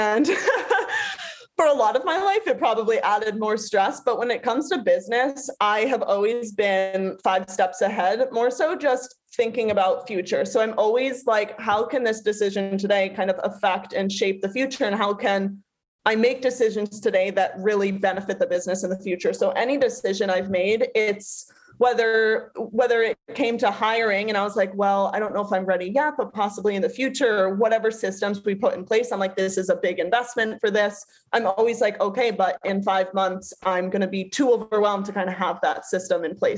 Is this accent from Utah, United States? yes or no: no; Nantucket, Massachusetts, United States; now in Boston, United States; I was born and raised on Nantucket